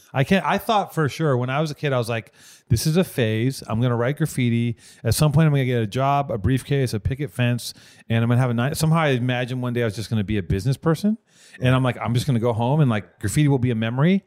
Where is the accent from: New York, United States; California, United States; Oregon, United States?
California, United States; Los Angeles; I'm from Venice